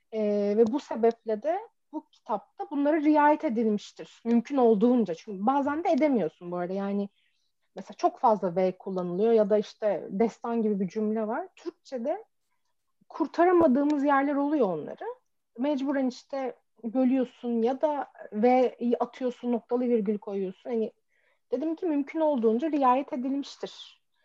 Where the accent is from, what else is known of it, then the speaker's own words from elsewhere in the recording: Çorum, Çorum Province, Turkey; ben mesela Çorumluyum ve Çorum'da böyle bizim vardır böyle garip kelimelerimiz